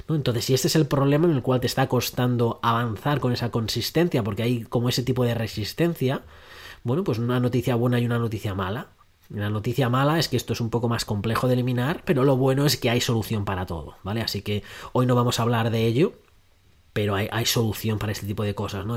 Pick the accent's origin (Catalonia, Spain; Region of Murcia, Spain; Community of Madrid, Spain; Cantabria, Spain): Community of Madrid, Spain; Madrid; now in Australia; yo soy de Madrid, aunque vivo en Australia, pero me crié en Madrid